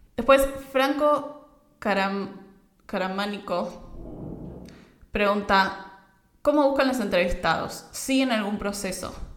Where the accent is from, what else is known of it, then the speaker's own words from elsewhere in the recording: Argentina; yo soy de Argentina